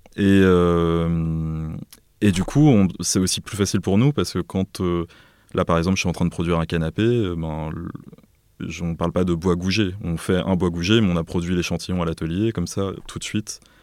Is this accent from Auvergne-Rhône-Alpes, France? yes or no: no; Auvers-sur-Oise, Île-de-France, France; also born or lived in Beirut, Lebanon / Paris; j'ai grandi à Auvers-sur-Oise, dans le Val d'Oise